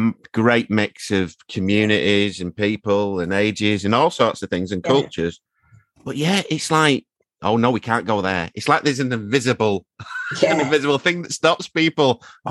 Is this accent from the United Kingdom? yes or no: yes; Manchester, North West England, United Kingdom; moved away as an adult; also born or lived in Stretford; now in Sale, United Kingdom; I'm from North Manchester originally. You know, we me and my wife lived in Stretford, and now we're living in Sale. We've been in Sale for 13, 14 years.